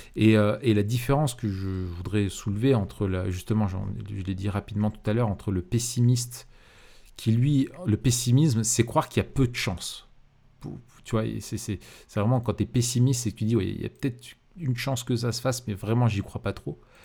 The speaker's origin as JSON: {"language": "French", "country": "France", "said": "je suis français"}